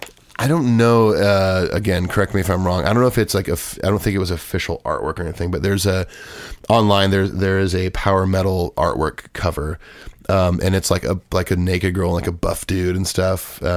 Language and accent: English; Long Beach, California, United States; also born or lived in Mission Viejo, California; So I grew up in Long Beach and my family moved down to Orange County. We lived in Mission Viejo.